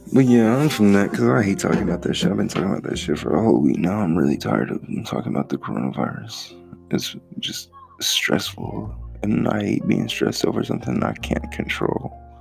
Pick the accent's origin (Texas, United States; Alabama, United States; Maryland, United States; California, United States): Texas, United States; A real Texan. I'm from Texas.